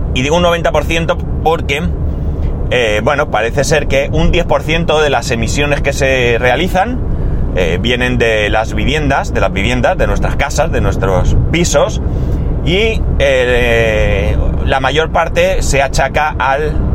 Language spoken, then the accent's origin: Spanish; Alicante, Valencian Community, Spain; yo recuerdo de pequeño que en Alicante estaba el tranvía, el tranvía recorría toda la ciudad